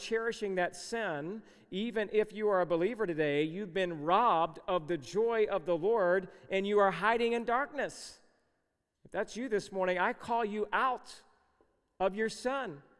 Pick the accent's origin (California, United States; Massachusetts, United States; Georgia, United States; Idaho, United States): Georgia, United States; where I grew up in the South, I was born and raised in Georgia